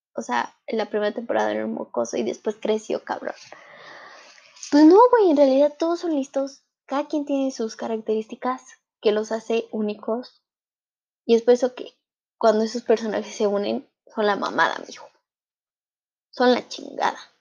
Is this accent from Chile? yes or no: no; Mexico; en mi país, en México